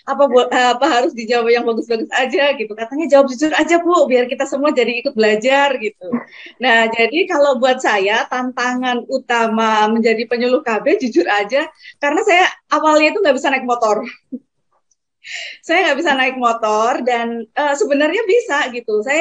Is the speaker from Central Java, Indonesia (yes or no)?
yes; Kendal, Central Java, Indonesia; accent: Semarangan; Jadi, saya kan uh, asalnya dari Kendal, uh, lebih dekat ke Semarang ya, jadi gaya bicara, gaya ngomong itu lebih ke Semarangan gitu.